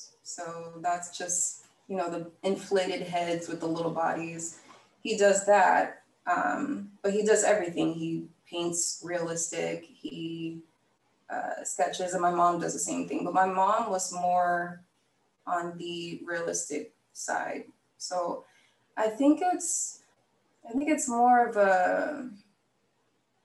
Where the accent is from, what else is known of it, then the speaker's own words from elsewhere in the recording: Tampa, Florida, United States; now in Los Angeles, United States; I'm from Tampa, Florida